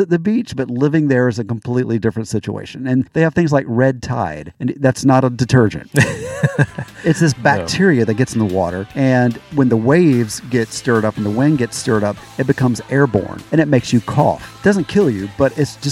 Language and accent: English; Florida, United States; moved away; I'm from Florida